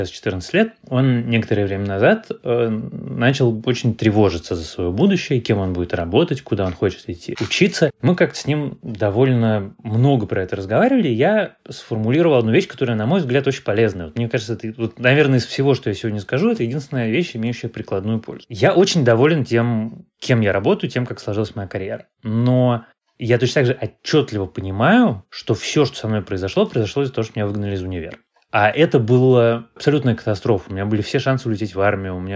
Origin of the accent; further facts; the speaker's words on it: Moscow, Russia; born there; Коренной, кажется, это много поколений. Нет, я не коренной москвич.